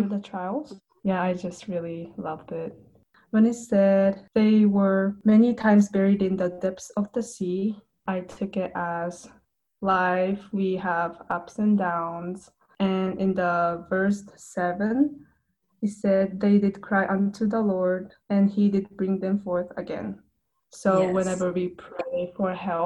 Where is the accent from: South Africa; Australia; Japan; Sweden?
Japan; English is a second language; now in North Carolina, United States; I am from Japan. I live in North Carolina now